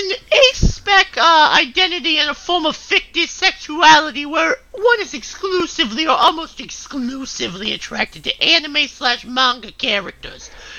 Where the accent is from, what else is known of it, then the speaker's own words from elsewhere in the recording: Boston, Massachusetts, United States; I'm normal, okay? I'm from Boston. I'm normal.